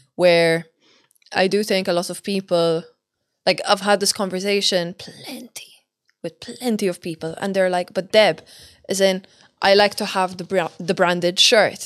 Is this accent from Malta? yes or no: yes; Malta; now in Dublin, Ireland; I come from Malta